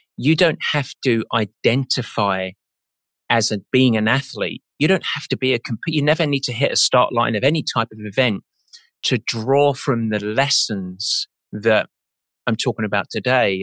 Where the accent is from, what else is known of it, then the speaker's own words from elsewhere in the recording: England, United Kingdom; I'm English.